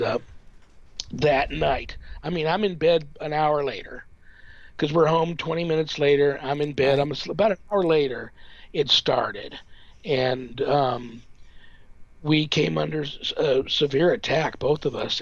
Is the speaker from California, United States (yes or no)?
yes; Southern California, United States; moved away as an adult; now in Las Vegas, United States; I grew up in Southern California, uh, near like a canyon